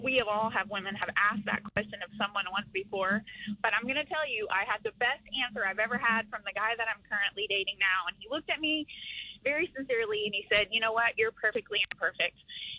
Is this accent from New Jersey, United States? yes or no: no; Tulsa, Oklahoma, United States; I'm from here in Tulsa.